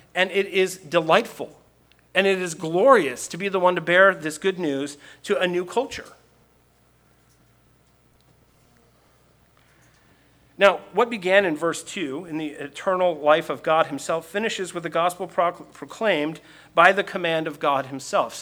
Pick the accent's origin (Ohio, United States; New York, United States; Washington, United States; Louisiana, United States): Washington, United States; Seattle; where are you from? And I say Seattle